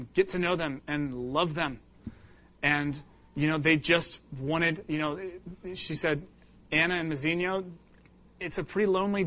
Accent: England, United Kingdom; moved away; I was born in England.

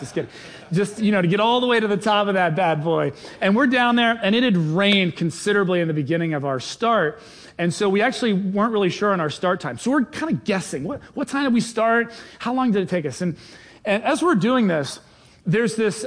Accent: England, United Kingdom; now in United States; I was born in England

